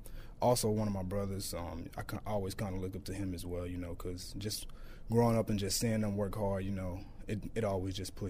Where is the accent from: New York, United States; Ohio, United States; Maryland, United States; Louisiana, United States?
Louisiana, United States; Shreveport; Growing up, I mean, I like to do what every kid does, go outside, play video games.